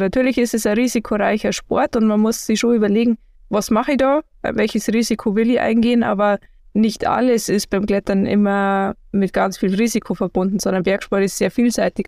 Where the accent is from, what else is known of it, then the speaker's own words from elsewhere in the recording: Garmisch-Partenkirchen, Bavaria, Germany; ich komme aus Garmisch-Partenkirchen, habe mit Skifahren angefangen